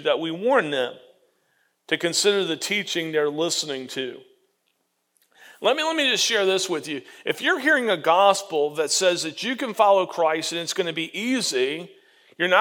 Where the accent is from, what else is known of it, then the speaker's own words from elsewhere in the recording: Florida, United States; When I was growing up in Florida, behind my parents' house, we had two orange trees